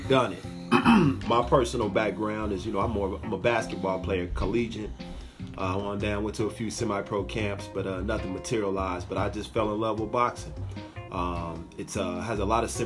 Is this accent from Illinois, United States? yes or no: yes; Illinois, United States; also born or lived in St. Louis, Missouri; Grew up in Illinois